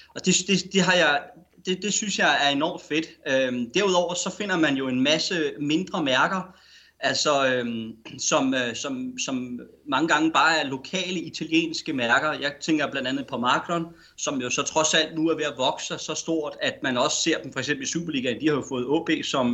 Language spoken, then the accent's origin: Danish; Denmark